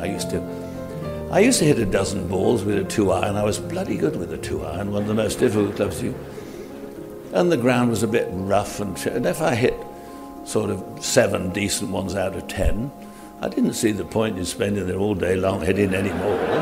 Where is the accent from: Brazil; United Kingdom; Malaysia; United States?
United Kingdom; England; I'm an Englishman